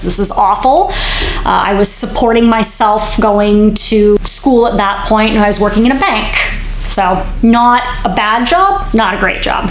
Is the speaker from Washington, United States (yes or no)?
yes; Bellevue, Washington, United States; moved away as an adult; also born or lived in Oregon; now in California, United States; I grew up in Seattle, Washington, a suburb just east of the city called Bellevue